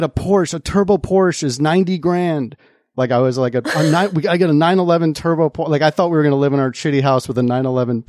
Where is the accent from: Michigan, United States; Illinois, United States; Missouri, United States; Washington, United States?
Illinois, United States; Mundelein; the town I grew up in Illinois, northern suburbs of Chicago, right near the Wisconsin border, town called Mundelein.